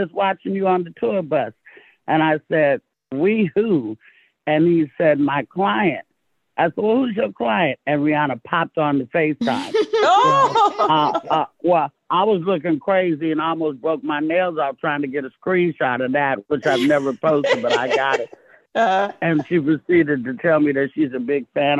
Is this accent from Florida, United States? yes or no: no; Castro Valley, California, United States; also born or lived in Oakland; I was raised in the Bay Area, I went from Oakland to the suburbs of Castro Valley